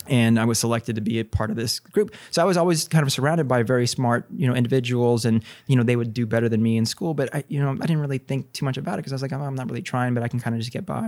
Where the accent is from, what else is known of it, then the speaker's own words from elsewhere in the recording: Corpus Christi, Texas, United States; also born or lived in Houston / Pennsylvania / Ohio; now in San Antonio, United States; I'm from Texas originally, born and raised in Corpus